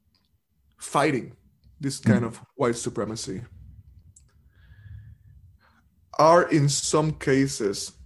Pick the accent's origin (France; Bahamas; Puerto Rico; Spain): Puerto Rico; now in United States; I'm not only from the Caribbean, I'm from Puerto Rico. And Puerto Rico is a formal and actual colony of the United States right now. So I grew up as a colonial subject.